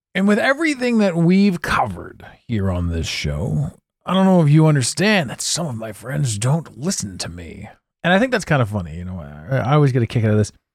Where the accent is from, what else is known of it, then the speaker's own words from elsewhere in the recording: Canada; I'm Canadian